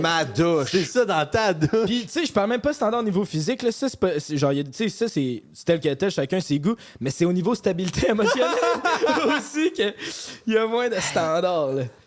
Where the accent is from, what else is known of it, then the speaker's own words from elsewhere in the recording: Saint-Lambert-de-Lauzon, Quebec, Canada; j'ai grandi à Saint-Lambert de Lauzon. Puis genre, c'est un petit village que personne se vole.